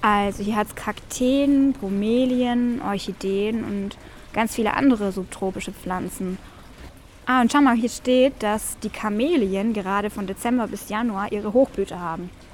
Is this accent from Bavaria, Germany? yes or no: no; Stuttgart area, Baden-Württemberg, Germany; wir sind ja aus dem Raum Stuttgart